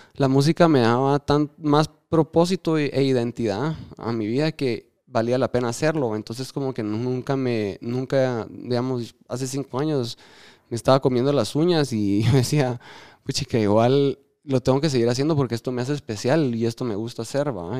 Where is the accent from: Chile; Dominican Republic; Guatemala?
Guatemala; los guatemaltecos estamos